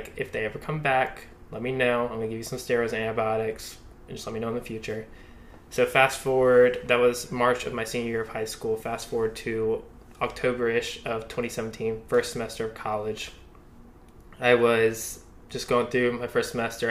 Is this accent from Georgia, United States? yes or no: yes; Athens, Georgia, United States; now in Charlotte, United States; I'm from Athens, Georgia